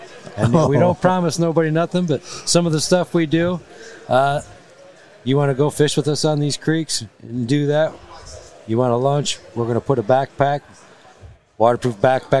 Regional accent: Michigan, United States; That's where we grew up in Michigan

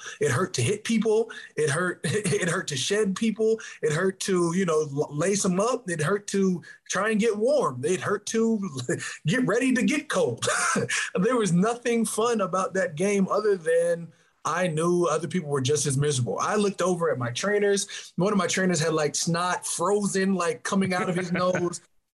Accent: Arizona, United States; You know, I grew up in Arizona.

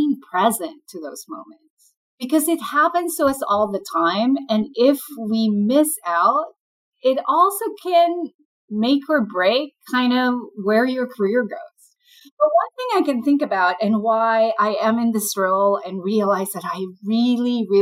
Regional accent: Philippines; moved away as an adult; now in United States; I'm an immigrant, and I grew up in the Philippines and then came to the U.S. for business school.

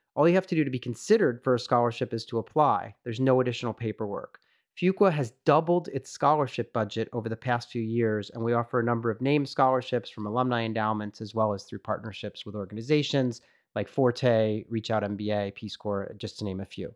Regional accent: United States; now in France; me being American

